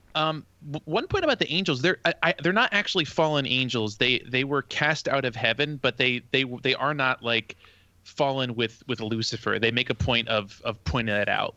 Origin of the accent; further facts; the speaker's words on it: New Jersey, United States; i'm from south Jersey, although not like very far South Jersey